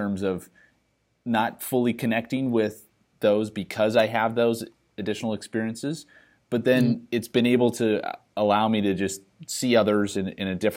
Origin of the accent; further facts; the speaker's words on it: Saskatchewan, Canada; moved away; growing up in Saskatchewan